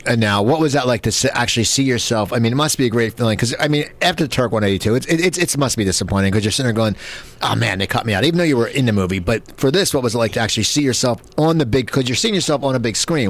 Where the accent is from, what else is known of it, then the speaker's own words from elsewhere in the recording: Cherry Hill, New Jersey, United States; I grew up in New Jersey, out near uh, in Cherry Hill, near Philadelphia